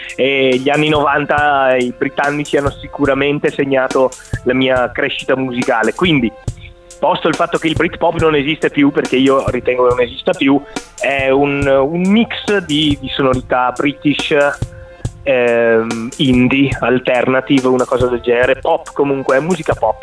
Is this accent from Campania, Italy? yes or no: no; Vicenza, Veneto, Italy; also born or lived in Venice / Milan; sono di Vicenza, nato e cresciuto a Vicenza